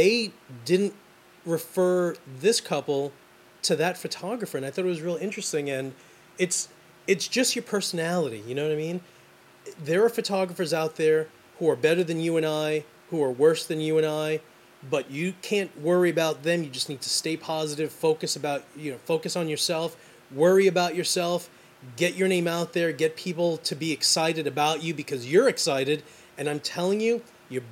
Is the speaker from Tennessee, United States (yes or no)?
no; New York City, New York, United States; I'm from Brooklyn, man. I grew up just abusing everyone.